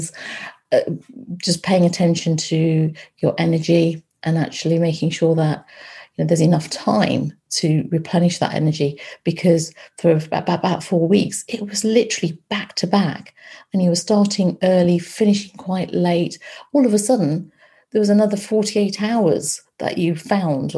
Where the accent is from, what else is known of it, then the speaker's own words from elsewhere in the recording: Loughborough, East Midlands, United Kingdom; moved away; I grew up in Loughborough. My parents and my brother are there